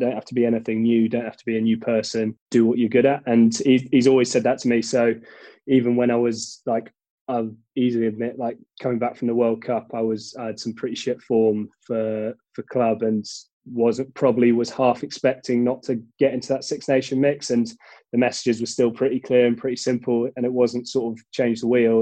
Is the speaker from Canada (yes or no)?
no; London, United Kingdom; born or raised there; also born or lived in Cheltenham